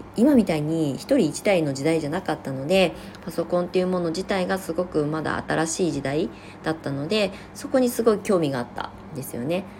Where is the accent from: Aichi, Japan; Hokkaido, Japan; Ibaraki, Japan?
Ibaraki, Japan; now in Shonan, Japan; 私が住んでいた、その、出身地の茨城県